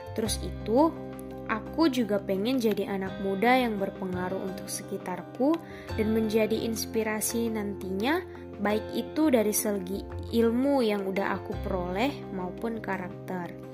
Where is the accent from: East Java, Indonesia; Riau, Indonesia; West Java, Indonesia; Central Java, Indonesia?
Riau, Indonesia; Pekanbaru; moved away as an adult; now in Lampung, Indonesia; asal aku dari Pekanbaru, Riau. Jadi ceritanya aku merantau nih guys di Lampung.